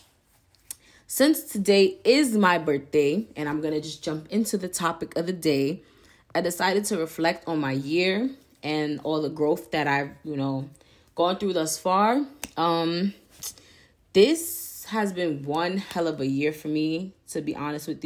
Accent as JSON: {"language": "English", "town": "New York City", "region": "New York", "country": "United States", "tie": "born or raised there", "moved": "as an adult", "lives_now": "Albany, United States", "said": "I was born and raised in Harlem, New York"}